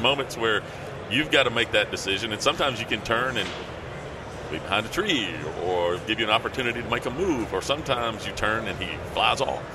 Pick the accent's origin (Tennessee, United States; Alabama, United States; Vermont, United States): Tennessee, United States; somebody from Tennessee